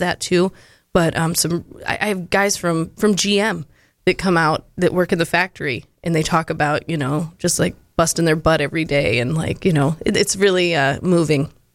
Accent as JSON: {"language": "English", "region": "Florida", "country": "United States", "tie": "born or raised there", "also_born_or_lived": "Tennessee / St. Petersburg, Florida", "moved": "as an adult", "lives_now": "Monroe, United States", "said": "I was born in Monroe, and um, I was raised the majority in Florida."}